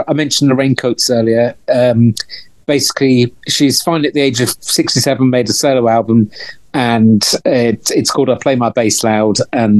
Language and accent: English; London, United Kingdom; moved away as an adult; also born or lived in Glasgow; I'm from North London.